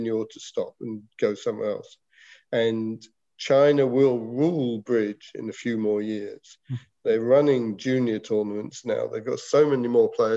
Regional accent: England, United Kingdom; moved away; when I was a schoolboy, we in England had a huge schools competition

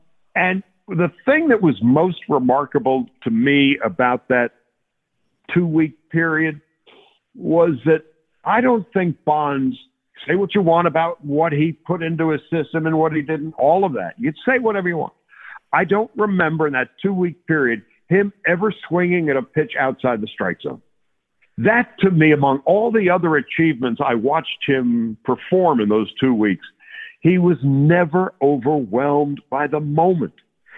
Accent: New York, United States; I opted to take the Yankee job because I grew up in New York and my father was in his latter days.

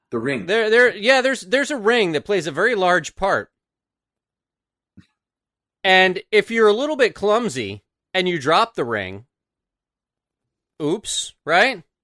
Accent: Pittsburgh, Pennsylvania, United States; I'm from Pittsburgh.

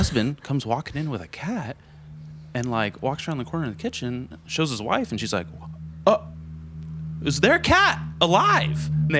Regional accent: Santa Barbara County, California, United States; I'm from Santa Barbara County.

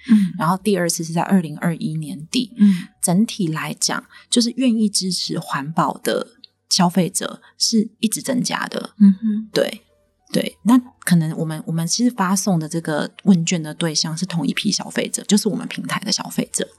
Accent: Taiwan; 我们台湾人不缺粮没错

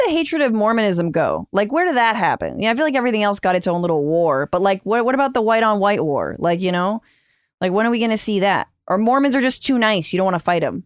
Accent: Northern California, United States; I'm from Northern California

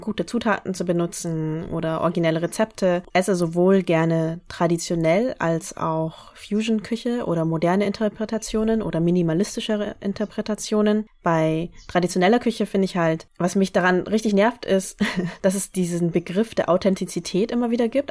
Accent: the North, Northern Vietnam, Vietnam; moved away; Ich komme aus dem Norden

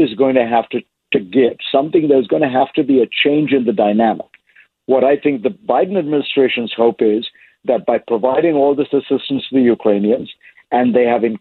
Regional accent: India; moved away; I grew up in India

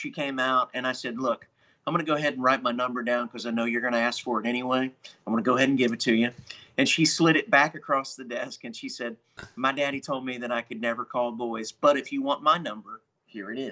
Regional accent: Columbus, Ohio, United States; moved away; I grew up in Columbus, Ohio, so I'm a Midwesterner

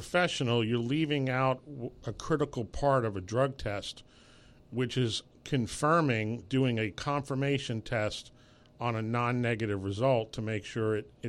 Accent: New York City, New York, United States; Well, I actually grew up in New York City.

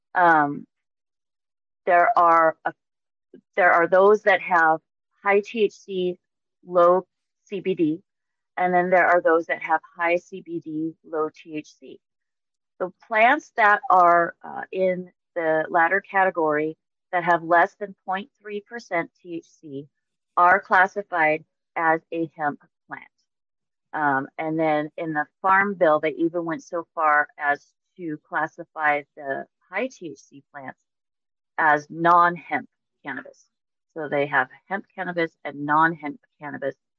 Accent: Mojave Desert, California, United States; originally from the Mojave Desert in California. I grew up just south of Death Valley

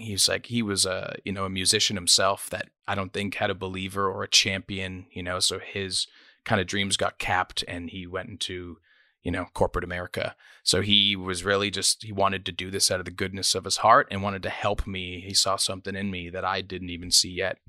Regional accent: Toronto, Ontario, Canada; moved away as an adult; also born or lived in Nashville, United States; now in United States; I was born in Scarborough, Ontario, um, which is kind of a rough part of Toronto.

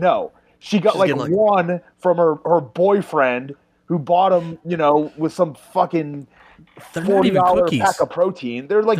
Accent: Massachusetts, United States; moved away as an adult; also born or lived in Orlando, Florida; I grew up in Massachusetts

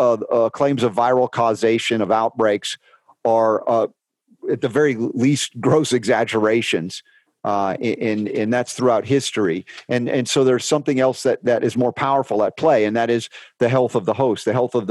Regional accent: United States; I was raised pharmaceutically in America

